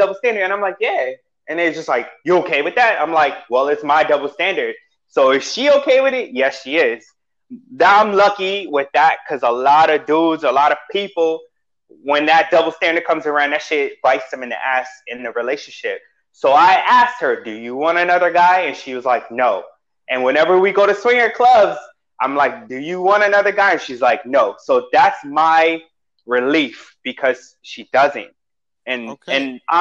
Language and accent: English; New York City, New York, United States; moved away as an adult; also born or lived in Whidbey Island, Washington; now in Seattle, United States; I'm from Queens